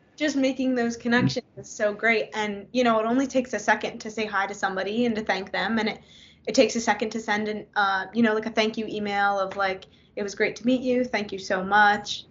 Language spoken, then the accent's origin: English; Philadelphia, Pennsylvania, United States; I grew up in the Philly area